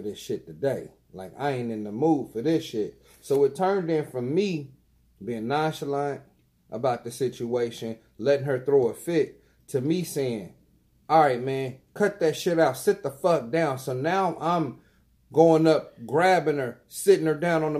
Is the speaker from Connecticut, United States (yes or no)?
no; Dayton, Ohio, United States; I'm from Dayton